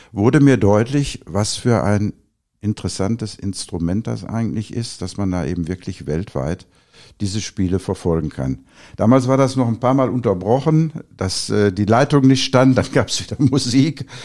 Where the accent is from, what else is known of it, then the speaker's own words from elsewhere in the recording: Oberhausen, North Rhine-Westphalia, Germany; moved away as an adult; also born or lived in Duisburg; now in Sauerland, Germany; Ich bin gebürtiger Oberhausener, äh, bin hier groß geworden